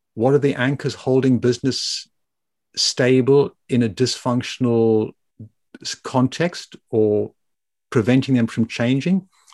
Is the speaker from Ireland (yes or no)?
no; South Africa; moved away as an adult; also born or lived in Germany / Italy / Japan / Belgium; when I was growing up in South Africa